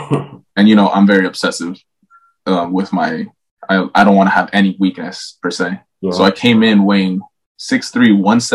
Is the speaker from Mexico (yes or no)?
yes; Mexico; now in United States; When I came in from Mexico, I came out here and I came in with a little bit of a like I'm 10 times more technical than all the guys here.